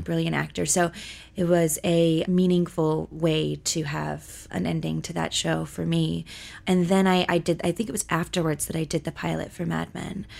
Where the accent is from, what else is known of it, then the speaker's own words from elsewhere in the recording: Los Angeles, California, United States; born and raised in Los Angeles, California